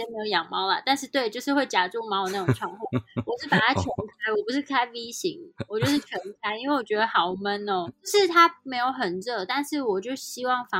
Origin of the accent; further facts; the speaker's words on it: Switzerland; 但是如果像在瑞士，基本上来说，英文都不是我们母语